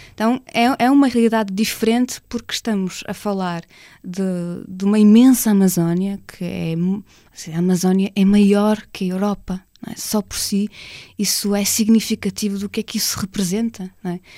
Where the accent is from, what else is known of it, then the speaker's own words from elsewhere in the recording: Portugal; moved away as an adult; now in Brazil; sendo portuguesa, jornalista no Brasil